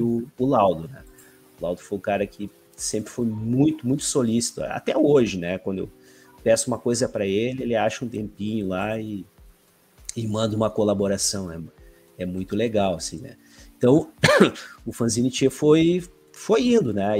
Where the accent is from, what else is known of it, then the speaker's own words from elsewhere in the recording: Alvorada, Rio Grande do Sul, Brazil; eu sou aqui da cidade de Alvorada, grande de Porto Alegre